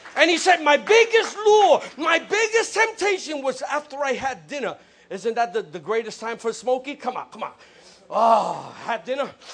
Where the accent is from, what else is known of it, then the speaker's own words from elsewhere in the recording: New York City, New York, United States; I'm from the Bronx. I was grew up seeing buildings burnt down